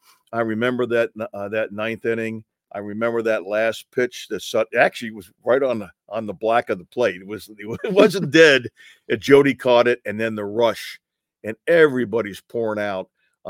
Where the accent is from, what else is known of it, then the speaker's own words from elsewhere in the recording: New York, United States; moved away; I grew up in New York, and I know that area, okay?